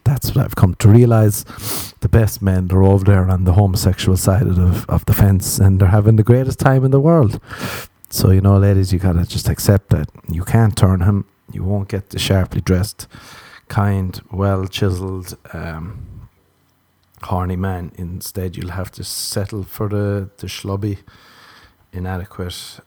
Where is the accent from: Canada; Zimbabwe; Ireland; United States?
Ireland; that's two things we're warned about growing up in Ireland